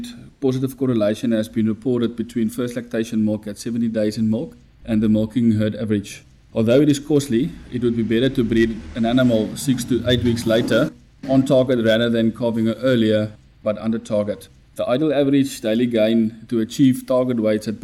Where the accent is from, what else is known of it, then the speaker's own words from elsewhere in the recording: Rustenburg, North West, South Africa; I was born in Rustenburg, Northwest.